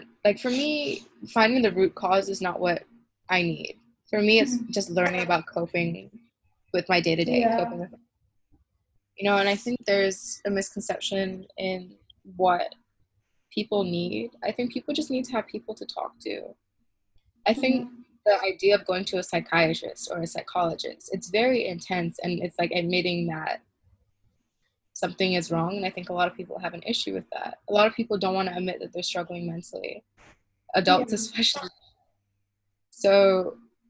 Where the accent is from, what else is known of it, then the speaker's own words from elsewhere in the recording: Malaysia; growing up in Malaysia